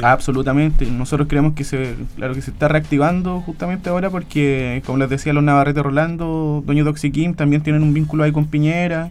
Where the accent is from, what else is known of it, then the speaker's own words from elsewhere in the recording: Hualpén, Biobío, Chile; somos toda gente de Hualpén, vecinos, vecinas